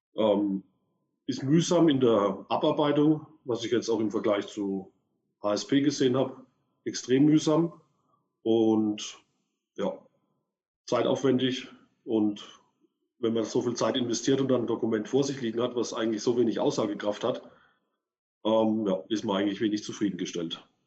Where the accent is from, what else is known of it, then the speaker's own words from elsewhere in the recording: Würzburg, Bavaria, Germany; ich komme aus Würzburg